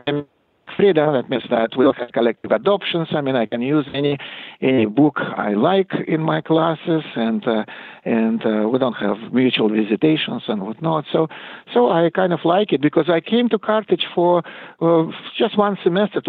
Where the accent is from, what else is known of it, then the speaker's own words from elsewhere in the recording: Russia; moved away; I think I'm more South African than Russian these days